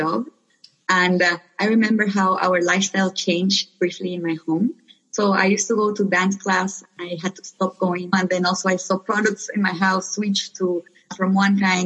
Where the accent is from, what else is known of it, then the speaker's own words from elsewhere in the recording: Nicaragua; moved away as an adult; also born or lived in New York, United States; now in United States; I'm originally from Nicaragua. I was born and raised there. I came to the U.S. for college when I was 18, and I've been here ever since